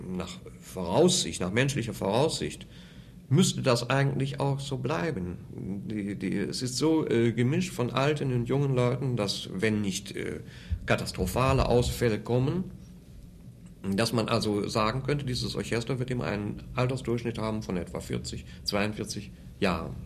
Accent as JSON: {"language": "German", "town": "Wuppertal", "region": "North Rhine-Westphalia", "country": "Germany", "tie": "born or raised there", "also_born_or_lived": "Cologne / Munich", "moved": "as an adult"}